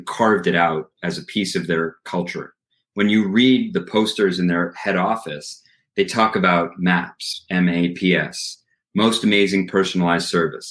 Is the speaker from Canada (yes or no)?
yes; Canada; now in Montreal, Canada; as a Canadian